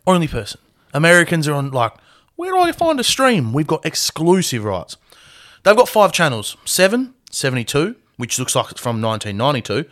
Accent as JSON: {"language": "English", "country": "Australia", "said": "we're Australian"}